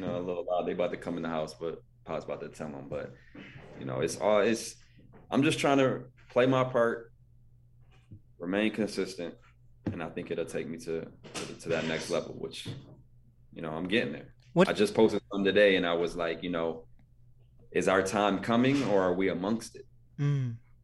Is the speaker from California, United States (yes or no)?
no; Buffalo, New York, United States; also born or lived in Ohio; I'm from Buffalo